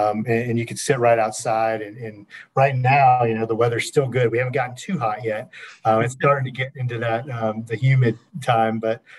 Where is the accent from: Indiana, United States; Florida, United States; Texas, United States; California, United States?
Florida, United States; Lakeland; I grew up in Lakeland